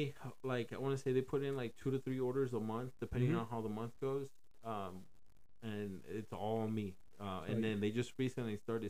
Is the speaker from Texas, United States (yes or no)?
yes; Dallas, Texas, United States; I grew up in the poor side of Oak Cliff, dude. We grew up Section 8, Parkwood Apartments right there on mm-hmm. Keys and Polk and stuff.